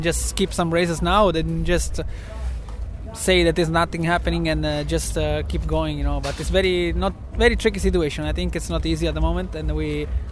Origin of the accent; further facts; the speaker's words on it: central Italy, Italy; we are from Central Italy